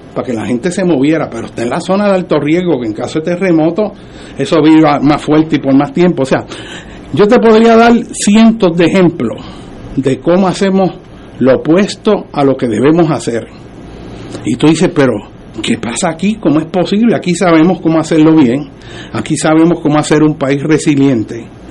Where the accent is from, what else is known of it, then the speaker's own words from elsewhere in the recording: Puerto Rico; nosotros los puertorriqueños